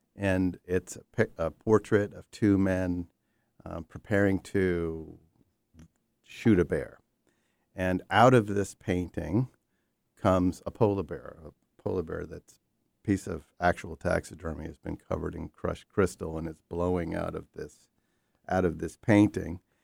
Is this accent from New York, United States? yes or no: yes; New York, United States; born or raised there